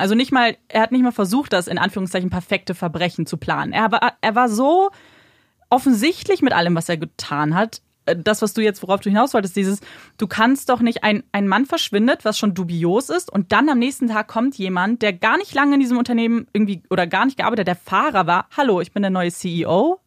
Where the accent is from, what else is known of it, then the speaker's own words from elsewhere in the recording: Germany; bei uns in Deutschland